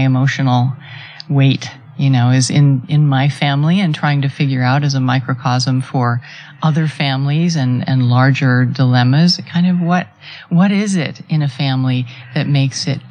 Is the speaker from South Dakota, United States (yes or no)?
yes; Rapid City, South Dakota, United States; I grew up in Rapid City, South Dakota